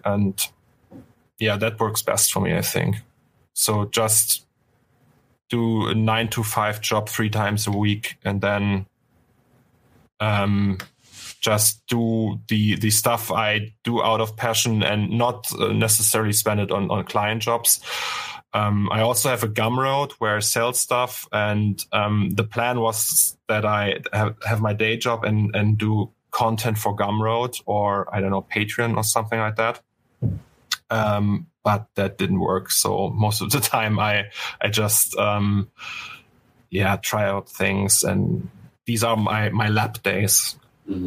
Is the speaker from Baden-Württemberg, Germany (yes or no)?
no; Berlin, Germany; English is a second language; now in Cologne, Germany; I was born in Berlin, in East Germany